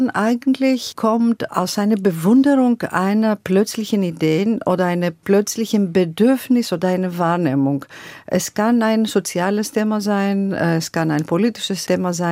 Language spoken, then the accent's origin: German; Greece; wir sind so aufgewachsen in Griechenland. Wir wachsen so mit dem Rhythmus und Melodie